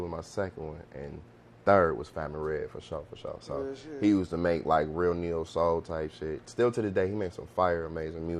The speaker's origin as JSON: {"language": "English", "town": "Cleveland", "region": "Ohio", "country": "United States", "said": "we come from Cleveland"}